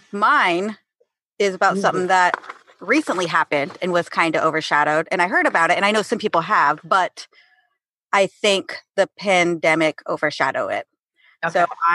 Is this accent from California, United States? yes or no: yes; Paso Robles, California, United States; I grew up in Paso Robles